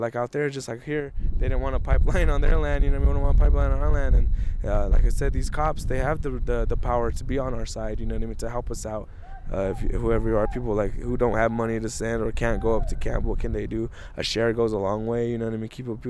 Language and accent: English; New Mexico, United States; I'm from Kiwo, Okeoinge, and Picarice Pueblos. That's San Juan, Santo Domingo, and Picarice Pueblos.